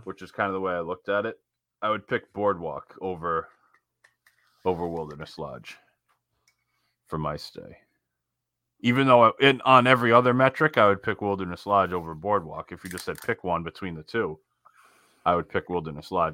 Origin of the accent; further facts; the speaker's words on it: Northeast, United States; we grew up in the Northeast